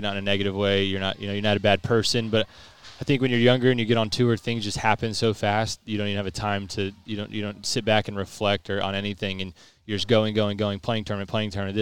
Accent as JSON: {"language": "English", "country": "United States", "said": "Being American"}